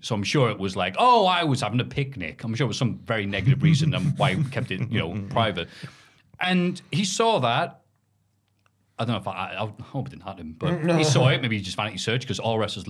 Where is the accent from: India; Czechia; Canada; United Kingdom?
United Kingdom; Newcastle, North East England; where are you from? Newcastle